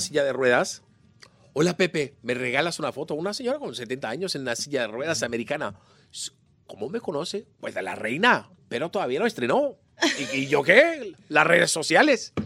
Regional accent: Lisbon, Portugal; Spanish is a second language; now in Venezuela; Yo soy portugués, De Lisboa

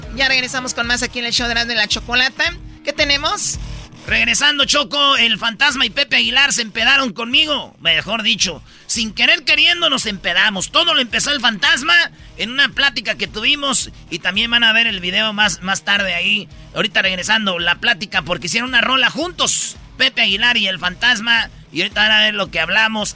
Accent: Michoacán, Mexico; now in Los Angeles, United States; yo vengo de Michoacán, de un rancho

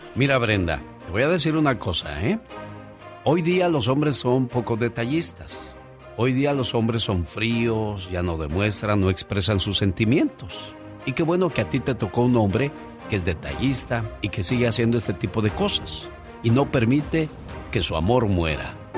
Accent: Chihuahua, Mexico; moved away; un día salí de Chihuahua pero Chihuahua nunca salió de mí

